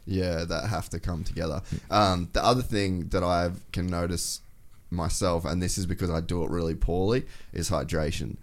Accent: Cairns, Queensland, Australia; I grew up in Cairns

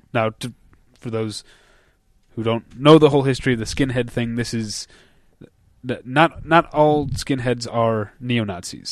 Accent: United States; as an American

